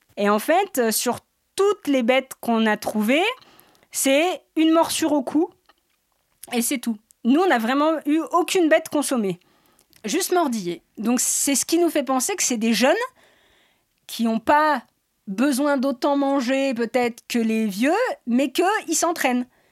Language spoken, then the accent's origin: French; Sixt-Fer-à-Cheval, Auvergne-Rhône-Alpes, France; je suis de Sixte. Alors, euh, Sixte Père à Cheval